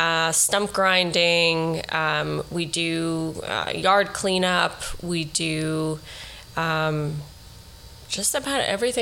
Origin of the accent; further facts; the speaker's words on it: New York City, New York, United States; We grew up in Riverdale. We met in Riverdale. We raised our kids in Riverdale. Our business is in Riverdale.